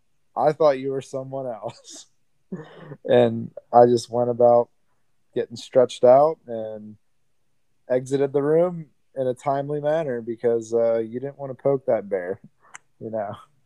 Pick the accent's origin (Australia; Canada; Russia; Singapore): Australia; accent: Australian; And I go, "Oi, buddy," in my Australian accent.